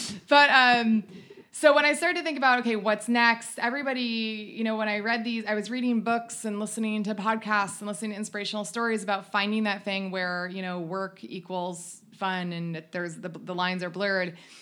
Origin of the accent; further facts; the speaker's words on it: United States; moved away as an adult; also born or lived in North Carolina / Ohio; now in Southern California, United States; I grew up on North Carolina and Ohio background